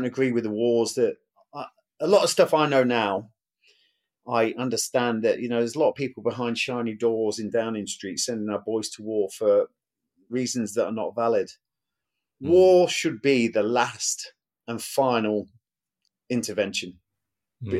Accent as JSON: {"language": "English", "town": "Burton-on-Trent", "region": "West Midlands", "country": "United Kingdom", "tie": "born or raised there", "said": "I was born in Burton-on-Trent, Staffordshire. It's a brewery town. Family was paid in beer."}